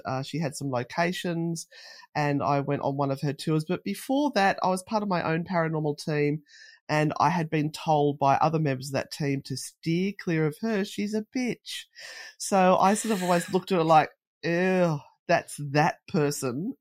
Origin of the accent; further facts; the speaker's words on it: Australia; being Australian